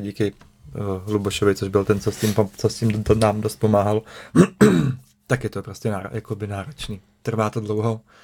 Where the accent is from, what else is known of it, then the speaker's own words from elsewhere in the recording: Prague, Czechia; moved away as an adult; now in Central Bohemia, Czech Republic; já jsem se narodil v Praze, že jo. Žil jsem vlastně celý život v Praze